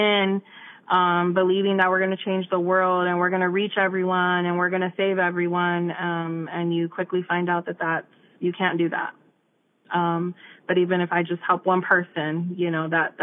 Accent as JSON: {"language": "English", "town": "Immokalee", "region": "Florida", "country": "United States", "tie": "born or raised there", "said": "I grew up in Immokalee"}